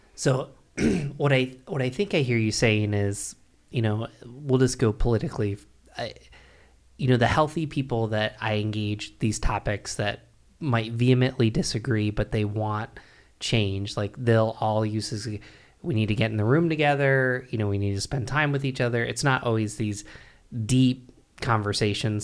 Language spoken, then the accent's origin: English; Binghamton, New York, United States; I grew up in Binghamton, New York, which is where I'm from